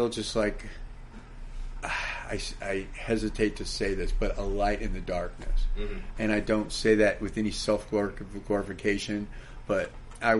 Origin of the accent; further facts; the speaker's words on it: San Francisco, California, United States; I grew up in the Haight-Ashbury